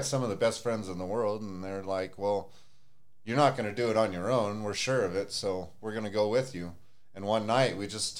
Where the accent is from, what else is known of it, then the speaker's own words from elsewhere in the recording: Reno, Nevada, United States; also born or lived in Tonopah, Nevada; I was born and raised in Reno